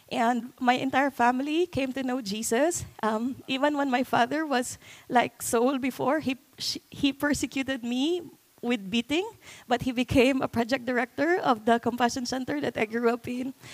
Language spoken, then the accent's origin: English; Philippines; So I I live and was raised in a slum area.